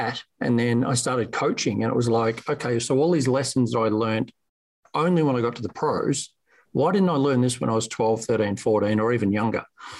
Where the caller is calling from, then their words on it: Geelong, Victoria, Australia; It's Monday morning here, so good morning from sunny Geelong, Victoria, Australia.